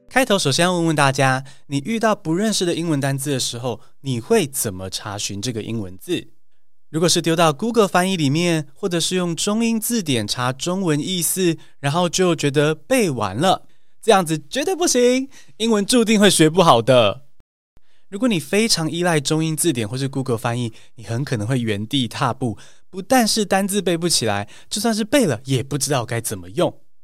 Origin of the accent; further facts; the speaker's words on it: Taiwan; 我也是台湾土生土长学英文的